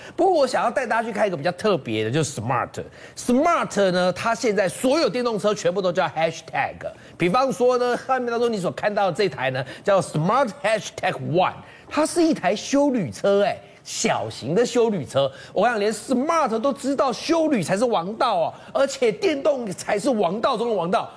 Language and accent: Chinese; Taiwan; 因为我们是台湾人嘛